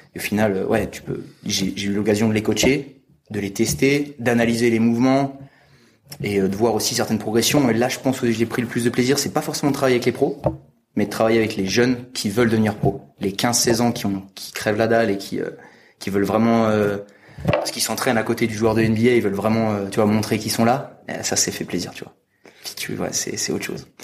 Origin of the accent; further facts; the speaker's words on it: France; je suis français, 25 ans